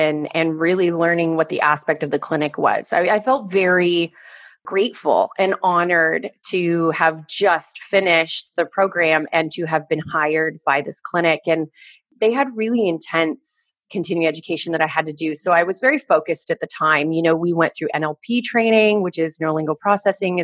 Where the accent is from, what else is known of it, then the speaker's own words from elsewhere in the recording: Orange County, California, United States; I grew up in Orange County.